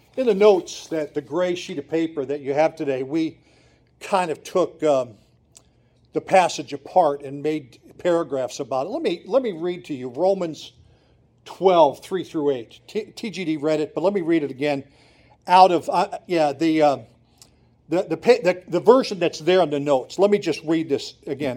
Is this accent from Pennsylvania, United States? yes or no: yes; Montrose, Pennsylvania, United States; I grew up in Montrose. I grew up in downtown Montrose, Pennsylvania.